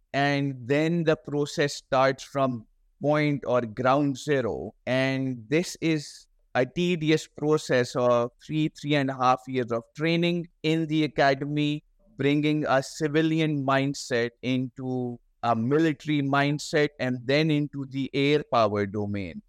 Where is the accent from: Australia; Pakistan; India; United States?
Pakistan